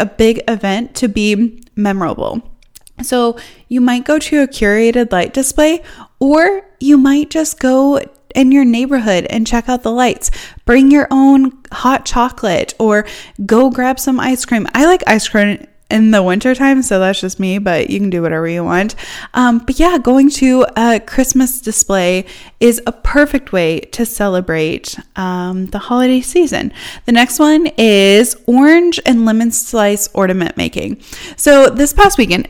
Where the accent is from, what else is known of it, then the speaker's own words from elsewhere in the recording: Northeast Iowa, United States; now in Missouri, United States; I grew up in Northeast Iowa